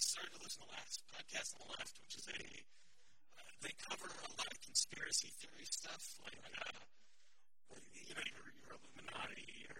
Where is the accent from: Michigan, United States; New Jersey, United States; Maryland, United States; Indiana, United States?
New Jersey, United States; Ocean City; where I grew up in Ocean City, New Jersey